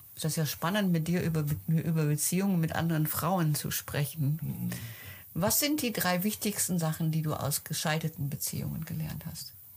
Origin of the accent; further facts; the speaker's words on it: Netherlands; Bei uns in Holland